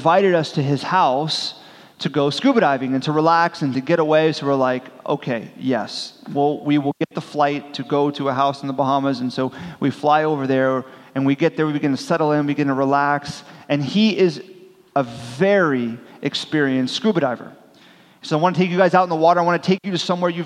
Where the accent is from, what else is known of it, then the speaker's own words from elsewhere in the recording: Miami, Florida, United States; I'm from South Florida, the Miami region, and so I grew up scuba diving